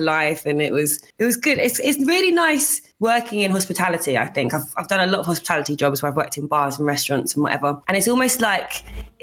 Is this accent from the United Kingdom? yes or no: yes; Shepperton, South East England, United Kingdom; moved away as an adult; also born or lived in Hackney, London; now in London, United Kingdom; I'm from like the Southwest London outskirts, like a middle ground between Surrey and Southwest London, basically, in a place called Shepperton, which is near Staines.